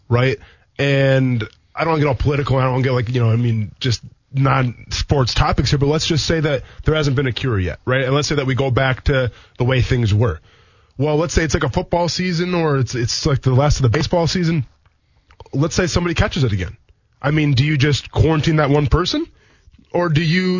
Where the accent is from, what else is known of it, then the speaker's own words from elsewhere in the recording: Milwaukee, Wisconsin, United States; moved away; my hometown team